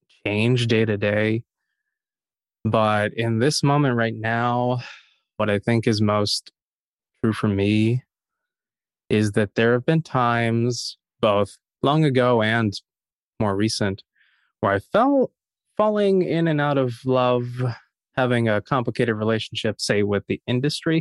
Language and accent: English; Harrisonburg, Virginia, United States; JMU is in my hometown. So I was a townie at the school